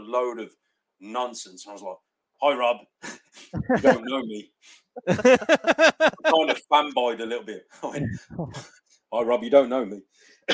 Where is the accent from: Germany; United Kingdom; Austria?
United Kingdom; I am from the UK.